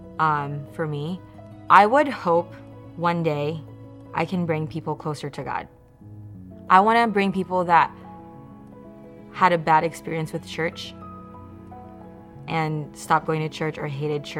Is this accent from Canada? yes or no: no; Indonesia; moved away as an adult; now in Redlands, United States; I was born here in Redlands. I grew up in Indonesia though. 2012, I decided to come to America.